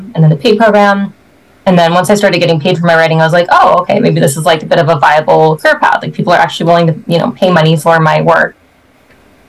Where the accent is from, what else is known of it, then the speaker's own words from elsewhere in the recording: Canada; now in Edmonton, Canada; I'm a Canadian author. I'm in Edmonton, Alberta